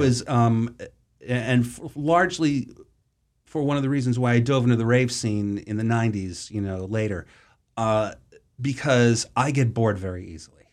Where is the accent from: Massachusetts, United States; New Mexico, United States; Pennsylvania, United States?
Massachusetts, United States; Boston; I grew up in Boston, or the suburbs of Boston, rather